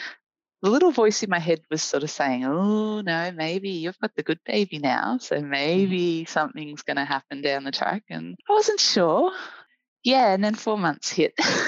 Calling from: Melbourne, Victoria, Australia; I'm a volunteer community educator with the Australian Breastfeeding Association and a mum. I'm speaking to you from Melbourne, Victoria, in Wurundjeri country.

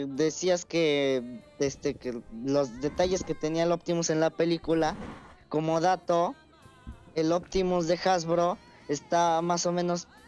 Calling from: Puebla, Mexico; De Puebla.

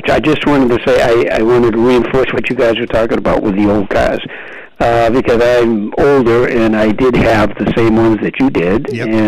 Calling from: West Bridgewater, Massachusetts, United States; I'm calling from West Bridgewater.

